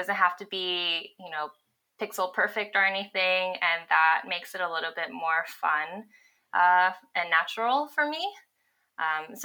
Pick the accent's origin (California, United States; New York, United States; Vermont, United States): California, United States; Los Angeles; moved away as an adult; also born or lived in Bay Area; I grew up in Los Angeles, went to UCLA, moved up to the Bay Area to start working full time